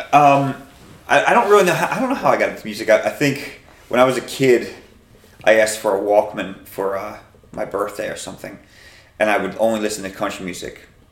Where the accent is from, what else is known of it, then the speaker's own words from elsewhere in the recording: Philadelphia, Pennsylvania, United States; we all grew up in the city